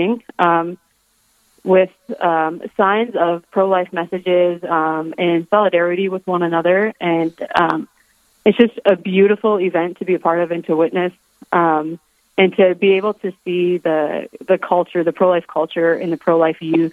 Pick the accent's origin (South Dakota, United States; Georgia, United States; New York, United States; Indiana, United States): South Dakota, United States; Rapid City; I am originally from Rapid City, South Dakota. I grew up here